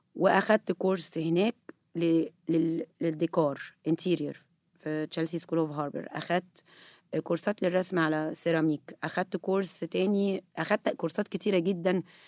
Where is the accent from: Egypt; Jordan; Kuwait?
Egypt; احنا هنا مصريين